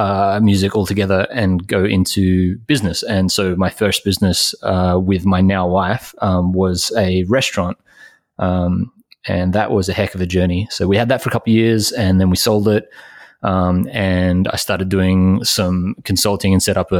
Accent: Australia; I'm obviously Australian

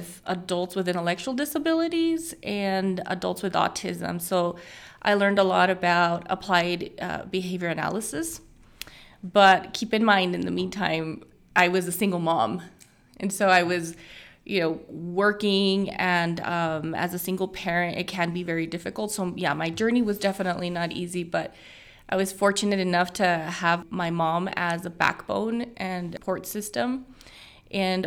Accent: Fabens, Texas, United States; moved away as an adult; also born or lived in Colorado; I'm from Fabens. I graduated from Fabens High School

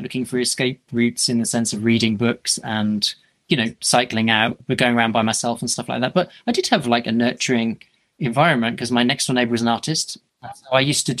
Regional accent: Norwich, East of England, United Kingdom; I'm from Norwich, and I lived just in basically my house is in a village outside Norwich

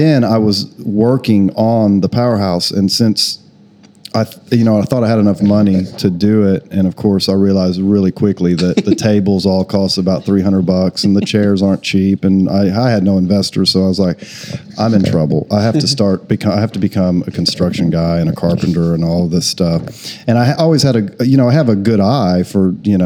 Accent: Oklahoma, United States; moved away as an adult; also born or lived in Austin, Texas; I'm from Oklahoma, but I lived in Austin for about 13 years

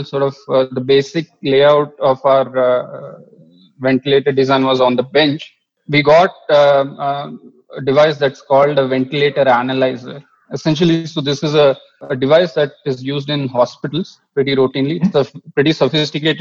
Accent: Mangalore, Karnataka, India; when I was a kid growing up in Mangalore

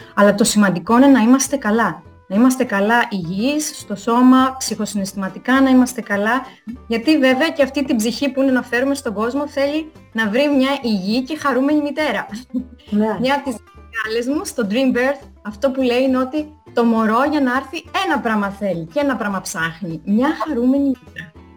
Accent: Crete, Greece; moved away as an adult; now in Italy; κατάγομαι από Κρήτη

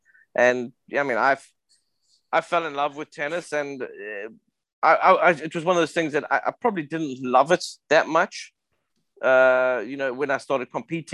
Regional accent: South Africa; I grew up in South Africa in the 80s.

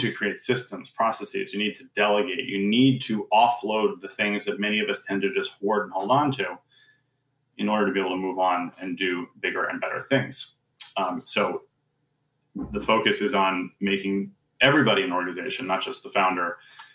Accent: New York City, New York, United States; now in Princeton, United States; I am currently in Princeton, New Jersey, although I am from New York City originally

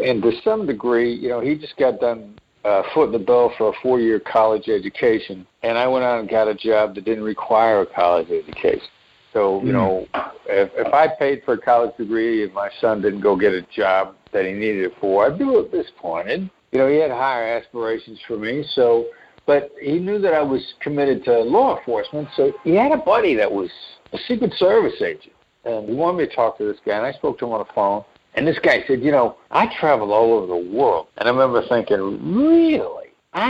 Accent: Iowa, United States; also born or lived in New York; You know, I know my voice doesn't sound like it because of the time that I spent in New York, but I'm originally from a small town in Iowa. I'm a small town Midwestern guy

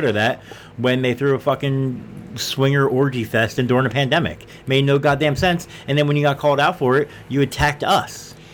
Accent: Philadelphia, Pennsylvania, United States; we are from Philly

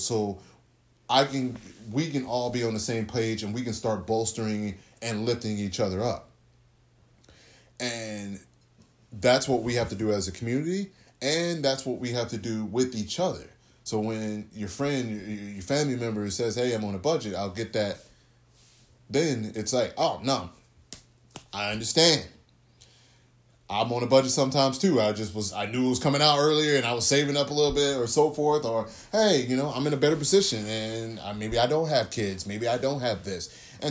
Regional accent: the South, United States; I grew up in the South. Went to church a whole lot.

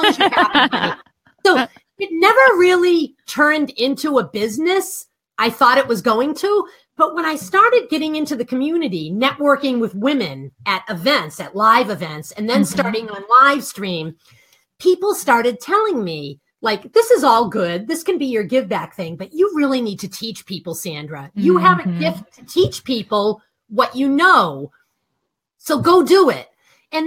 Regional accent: Boston, Massachusetts, United States; accent: Boston; I'm from Boston

